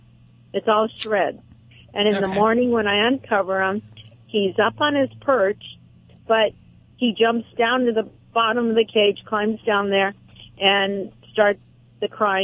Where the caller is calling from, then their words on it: Huntington Beach, California, United States; I'm calling from Huntington Beach, California.